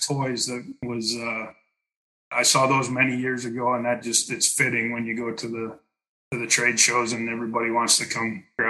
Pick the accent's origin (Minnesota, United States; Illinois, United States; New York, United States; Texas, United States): Minnesota, United States; West Central; moved away as an adult; also born or lived in Kansas; now in Wisconsin, United States; from Minitube USA. I'm the CCO here. I was born and raised in West Central Minnesota on a pretty diverse farming operation back in the late 80s and early 90s.